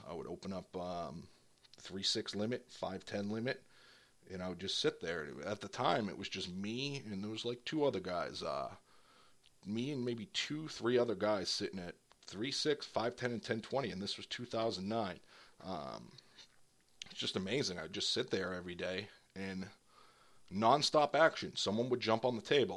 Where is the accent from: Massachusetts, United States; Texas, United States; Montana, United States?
Massachusetts, United States; near Boston; I moved out of my hometown